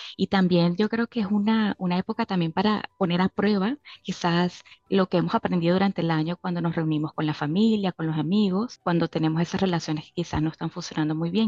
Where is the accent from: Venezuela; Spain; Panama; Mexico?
Venezuela; en mi caso como venezolana